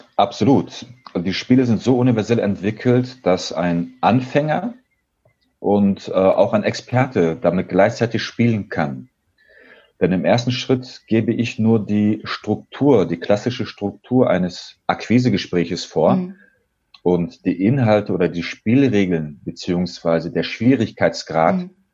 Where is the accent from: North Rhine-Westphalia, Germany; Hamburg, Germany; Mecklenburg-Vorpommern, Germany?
North Rhine-Westphalia, Germany; Dortmund; Ich bin nämlich Sohn türkischer Einwanderer, bin gebürtiger Dortmunder, 36 Jahre alt